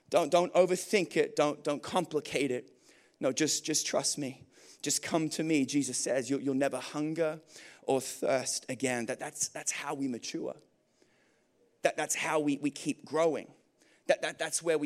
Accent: Australia; moved away; I'm from Australia.

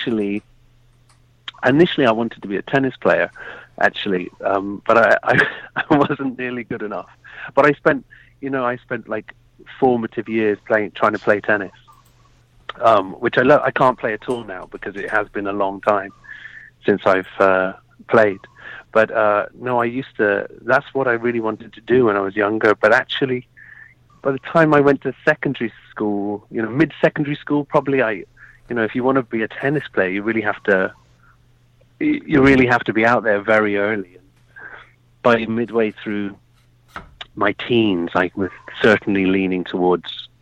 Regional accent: Birmingham, West Midlands, United Kingdom; now in London, United Kingdom; originally, I'm from Birmingham in the UK. So the center, the middle of the country.

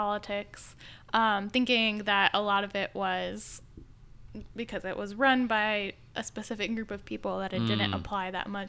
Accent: Midwest, United States; also born or lived in Chicago; now in Washington, D.C., United States; So I am from the Midwest. I don't have much of a home base that is longer than living somewhere for about 6 years, but before I moved to Washington, D.C., I was in Chicago, so maybe a Chicagoan.

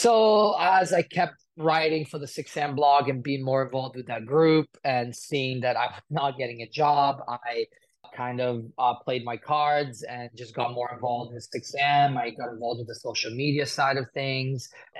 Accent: Italy; moved away as an adult; also born or lived in United Kingdom / Chicago, United States; now in Los Angeles, United States; I was born in Italy, raised between Italy and the United Kingdom. And then I moved to the United States in 2010.

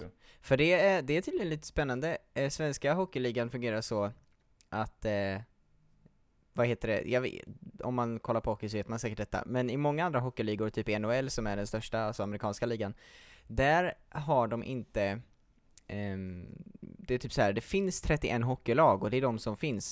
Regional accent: Gothenburg, Västra Götaland, Sweden; moved away; jag är ju från Göteborg från början

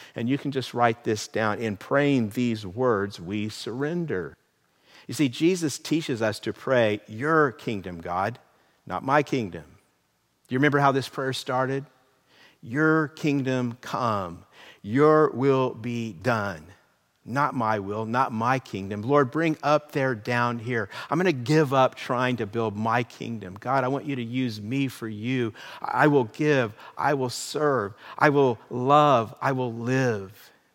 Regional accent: California, United States; My real I D card gives my identity as a resident of the state of California

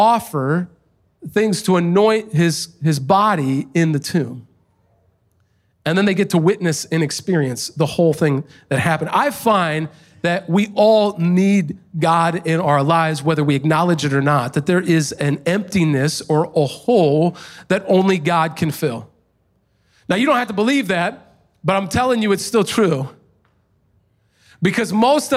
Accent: United States; as American Christians

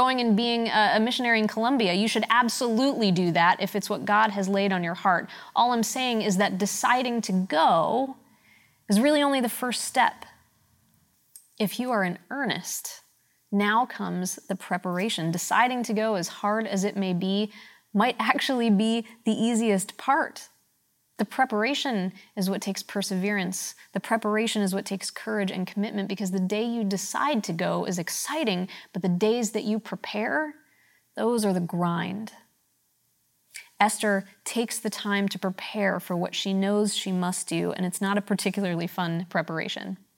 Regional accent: Pittsburgh, Pennsylvania, United States; moved away; I'm from Pittsburgh

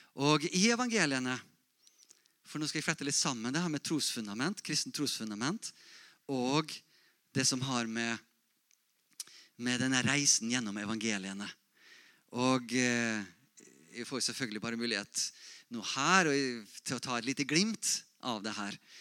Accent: Molde, Møre og Romsdal, Norway; Jeg vokste opp i Misjonsforbundet, Molde misjonsmenighet

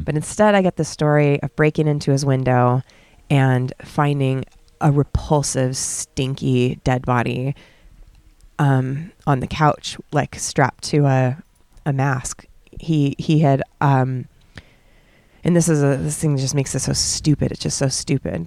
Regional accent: California, United States; moved away as an adult; now in Bali, Indonesia; I'm born and raised in California

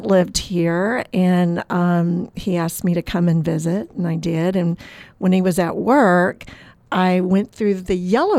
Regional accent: Oklahoma, United States; now in Florida, United States; No, I am not from Florida, although I've lived here for a long time now. I grew up on an Oklahoma farm.

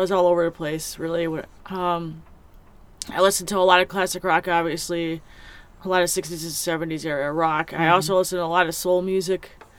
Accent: Chicago, Illinois, United States; moved away; I grew up in Chicago, the Chicago area

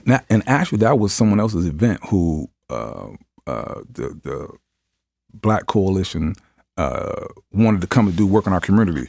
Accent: Cuyahoga, Ohio, United States; growing up in, uh, Cuyahoga uh, housing

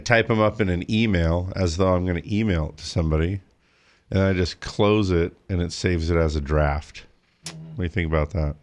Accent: Big Bear, California, United States; the town where I grew up in Big Bear

